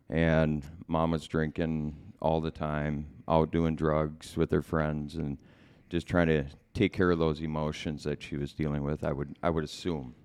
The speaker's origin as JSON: {"language": "English", "town": "Bloomington", "region": "Minnesota", "country": "United States", "tie": "born or raised there", "also_born_or_lived": "Center City, Minnesota", "said": "I was born in Center City, that's in Chisago County. Um, and we pretty much lived, uh, mostly in Bloomington, um, growing up"}